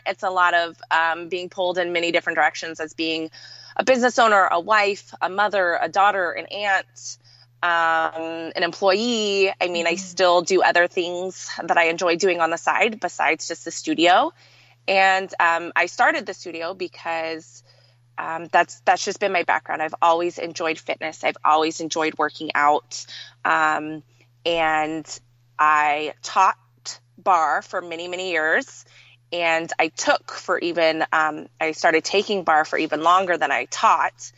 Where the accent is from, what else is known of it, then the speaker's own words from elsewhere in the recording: Southern California, United States; moved away as an adult; now in Linden, United States; I was born and raised in Southern California